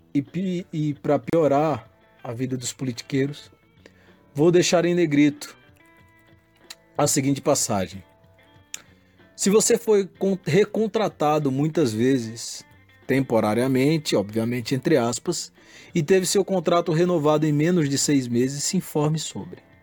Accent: Panelas, Pernambuco, Brazil; moved away; nasci em Panelas, portanto, sou parte do povo

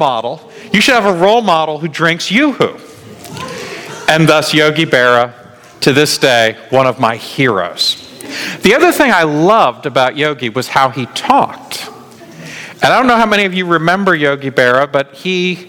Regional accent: New York, United States; I grew up in New York

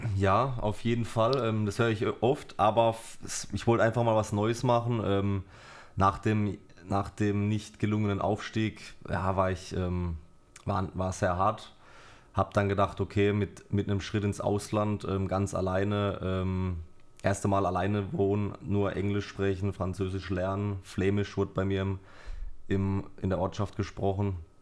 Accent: Karlsruhe, Baden-Württemberg, Germany; also born or lived in Germersheim; ich bin äh, in Germersheim geboren, bin dann mit zwei oder drei Jahren, ähm, also meine Eltern haben mich mitgenommen nach Karlsruhe, Studensee, Blankenloch, mhm. bin dann da groß geworden

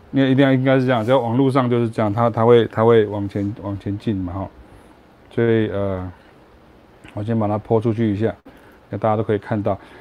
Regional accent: Taiwan; also born or lived in Leuven, Belgium; 我是下江的台湾人

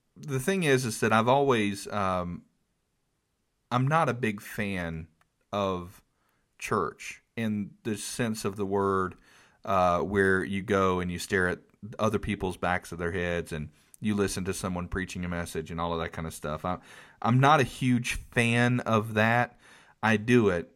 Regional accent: North Carolina, United States; I'm from North Carolina. We're in the Bible Belt

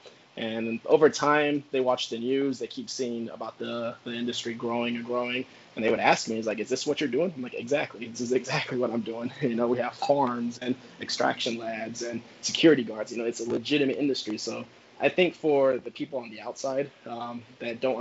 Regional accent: Pembroke Pines, Florida, United States; moved away as an adult; also born or lived in Virginia; I'm originally from Pembroke Pines, Florida

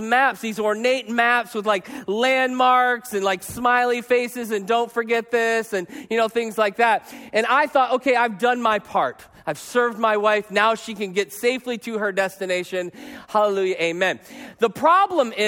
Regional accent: Arizona, United States; I'm from Arizona.

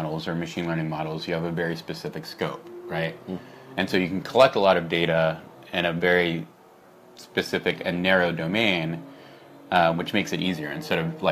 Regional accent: Houston, Texas, United States; now in San Francisco, United States; I'm actually from Houston

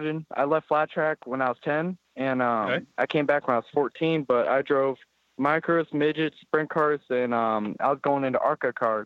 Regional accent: O'Fallon, Illinois, United States; also born or lived in St. Louis, Missouri; 15 minutes from St. Louis, O'Fallon, Illinois.

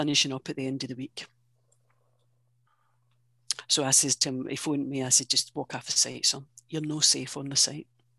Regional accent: Scotland, United Kingdom; I was born and brought up in Scotland, but I don't regard myself as Scottish.

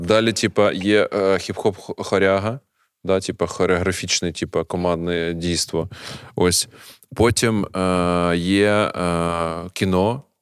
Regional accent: Kharkiv, Kharkiv Oblast, Ukraine; як харків'янин

